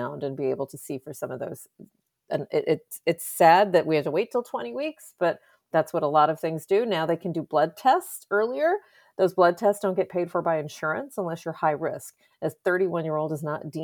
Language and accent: English; Texas, United States; I'm from Texas